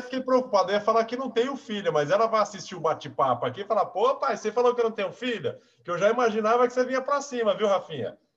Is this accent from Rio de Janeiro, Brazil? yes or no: no; Araçatuba, São Paulo, Brazil; moved away as an adult; now in Lins, Brazil; Eu sou de Araçatuba